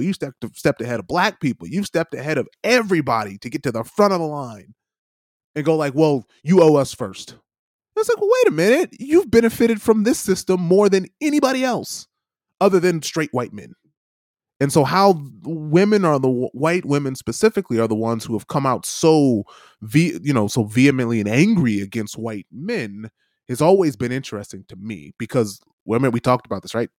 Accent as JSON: {"language": "English", "country": "United States", "said": "as an American"}